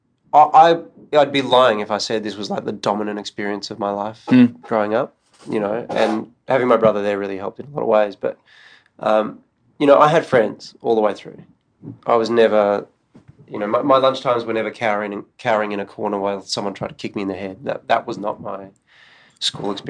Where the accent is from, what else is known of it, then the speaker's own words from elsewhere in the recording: Melbourne, Victoria, Australia; growing up in Australia